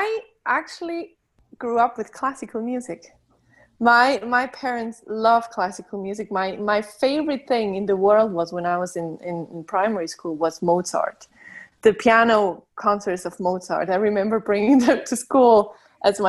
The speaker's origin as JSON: {"language": "English", "country": "Switzerland", "first_language": "Swiss German", "second_language": "English", "said": "My native language is Swiss German"}